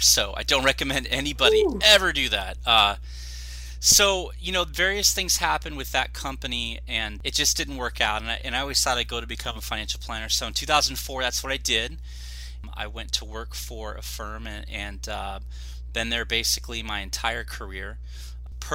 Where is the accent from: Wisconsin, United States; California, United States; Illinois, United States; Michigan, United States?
California, United States; Orange County, Southern; I am born and raised in Southern California, Orange County